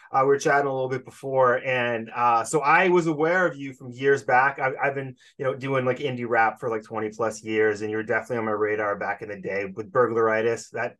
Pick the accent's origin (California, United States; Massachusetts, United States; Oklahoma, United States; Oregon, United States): Massachusetts, United States; Boston; I mean, I'm from Boston.